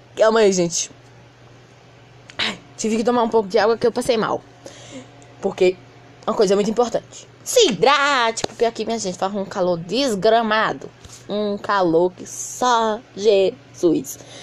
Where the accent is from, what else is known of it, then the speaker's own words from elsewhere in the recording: Piauí, Brazil; eu sou nordestino, piauiense